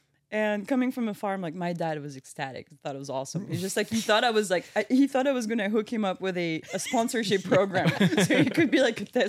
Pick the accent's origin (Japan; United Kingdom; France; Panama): France; English is a second language; moved away as an adult; now in Milwaukee, United States; I grew up in a farm.